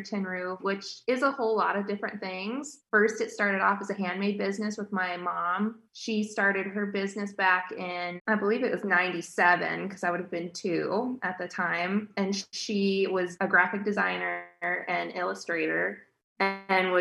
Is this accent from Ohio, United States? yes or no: no; Chicago suburbs, Illinois, United States; now in Iowa, United States; I grew up in the Chicago suburbs